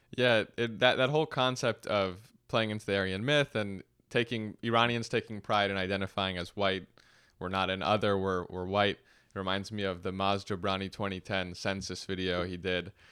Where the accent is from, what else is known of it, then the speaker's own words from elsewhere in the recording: Los Angeles, California, United States; growing up in Los Angeles